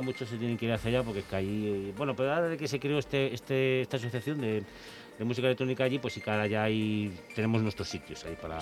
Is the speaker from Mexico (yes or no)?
no; Vigo, Galicia, Spain; moved away; yo soy de Vigo